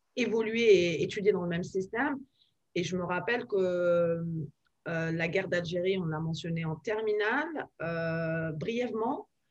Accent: France; moved away as an adult; now in Washington, United States; nos valeurs de de fond en tant que Français

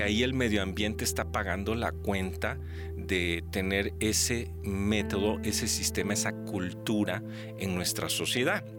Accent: Xalapa, Veracruz, Mexico; also born or lived in McAllen, Texas / Fort Collins, Colorado; mis memorias de jalapeño

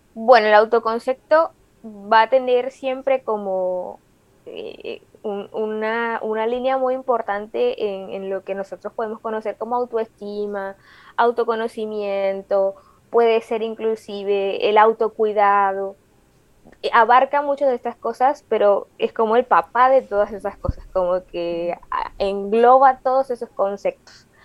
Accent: Colombia; soy colombiana, joven, tengo 28

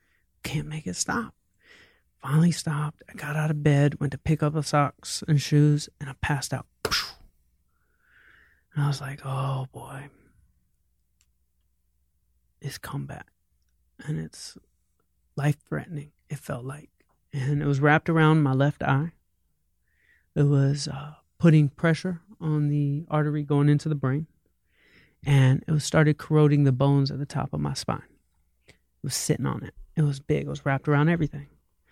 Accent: the South, United States; And I'm from hip hop. I'm from the South.

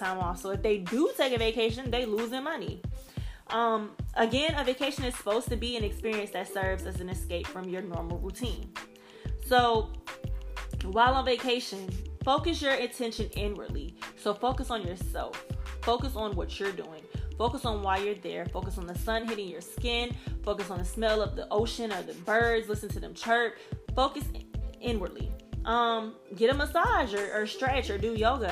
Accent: Gulfport, Mississippi, United States; also born or lived in New Orleans, Louisiana; I'm from Gulfport, Mississippi, which is an hour from New Orleans

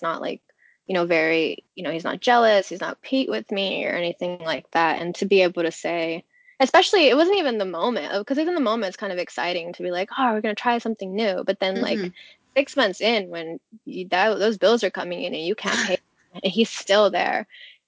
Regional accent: California, United States; now in Los Angeles, United States; I'm from California.

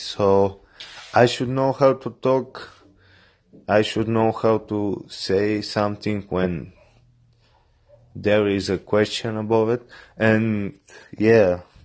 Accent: Bulgaria; English is a second language; I'm from Bulgaria.

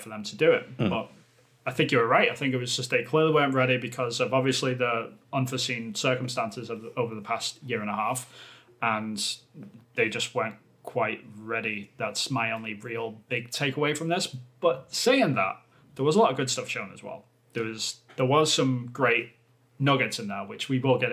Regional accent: England, United Kingdom; moved away; I'm obviously from England, but I don't live there at the moment

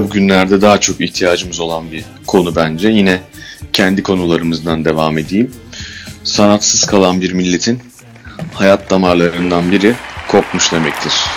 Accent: Istanbul, Turkey; biz Bakırköy, doğma büyüme Bakırköylüyüz.

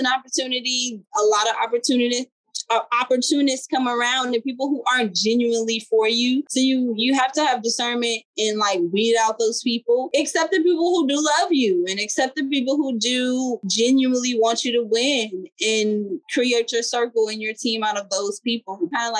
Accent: Los Angeles, California, United States; I'm from LA, I'm from Watts. I'm from Watts, and that city does not get a lot of credit.

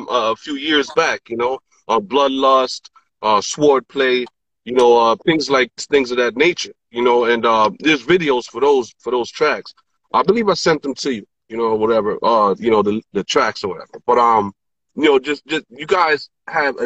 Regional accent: New York City, New York, United States; also born or lived in Bronx, New York; now in Newark, United States; Born and raised, grew up, born in Presbyterian Hospital, Washington Heights

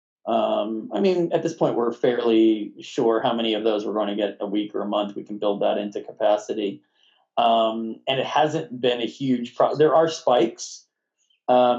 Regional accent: Northeast, United States; moved away as an adult; also born or lived in Brooklyn, New York; now in Massachusetts, United States; I'm from the Northeast. I always planned on moving back here to be closer to family

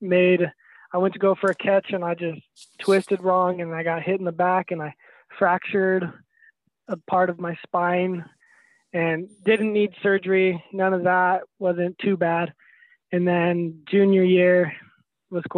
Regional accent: Prosser, Washington, United States; growing up in Prosser

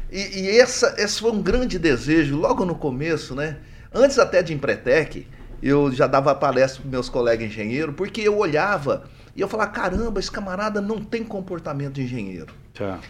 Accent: Minas Gerais, Brazil; now in Maringá, Brazil; eu sou mineiro, mas não sou lá de Barbacena, não.

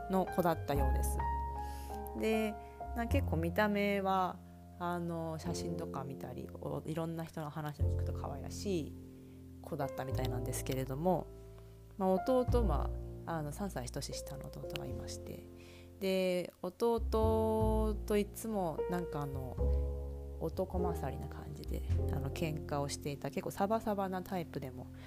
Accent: Japan; also born or lived in Chiba Prefecture (Uchibo) / Saitama Prefecture / Edogawa, Tokyo; 住で夫と2人暮らしをしています、え生まれは千葉県の内房で生まれました埼玉と東京の江戸川区で育っているこの関東

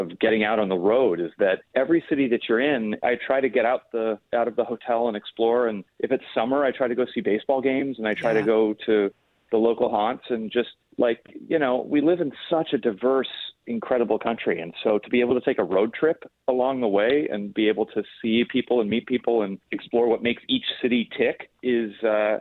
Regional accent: Los Angeles, California, United States; now in New York, United States; I grew up in Los Angeles

